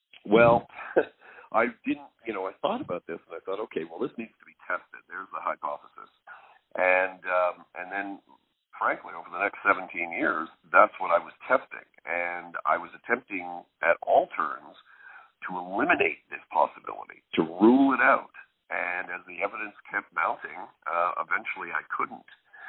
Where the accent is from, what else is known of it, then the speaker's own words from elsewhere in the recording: Canada; Well, I guess, you know, being a Canadian military historian, you can never get away from Dieppe.